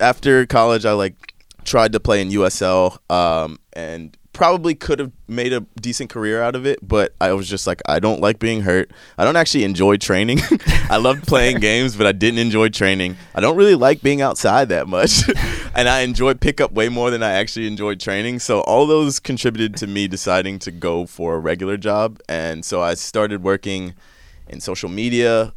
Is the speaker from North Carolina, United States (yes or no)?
yes; Chapel Hill, North Carolina, United States; I was born and raised in North Carolina in Chapel Hill.